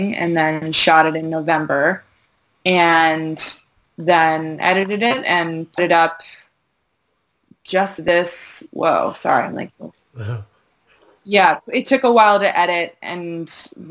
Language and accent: English; Maryland, United States; moved away; I'm from Maryland originally, which is kind of South